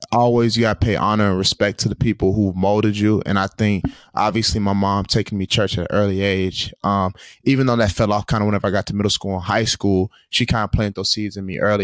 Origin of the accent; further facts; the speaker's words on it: Tulsa, Oklahoma, United States; moved away; my hometown of Tulsa, Oklahoma